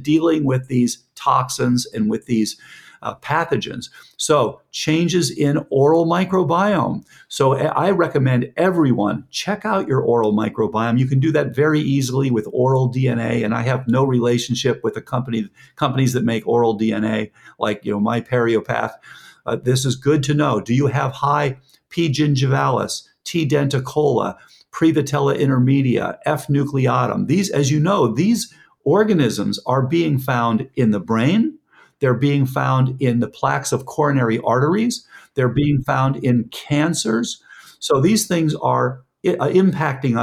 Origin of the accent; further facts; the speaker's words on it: Fort Lauderdale, Florida, United States; I grew up in Lauderdale